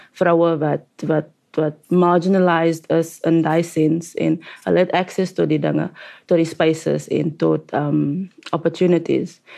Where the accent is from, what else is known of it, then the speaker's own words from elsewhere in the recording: Cape Town, Western Cape, South Africa; ons is albei van die Cape Flats en soort van die same same upbringings